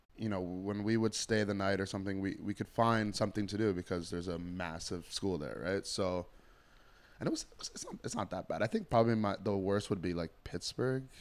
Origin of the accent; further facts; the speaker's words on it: Toronto, Ontario, Canada; I grew up in Scarborough